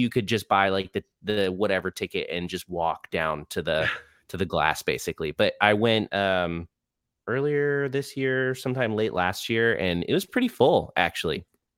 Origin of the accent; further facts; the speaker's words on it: Orlando, Florida, United States; also born or lived in Rhode Island; I was born in Rhode Island, but I've lived in Orlando since I was like 5. So yes, I'm from Orlando. It's easier just to say that.